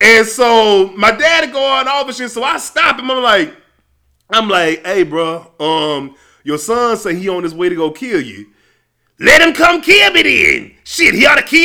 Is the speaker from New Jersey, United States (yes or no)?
no; Louisiana, United States; I'm from Louisiana